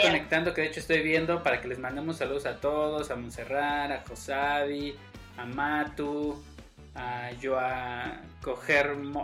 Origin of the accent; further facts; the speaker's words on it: Mexico; also born or lived in State of Mexico; soy mexicano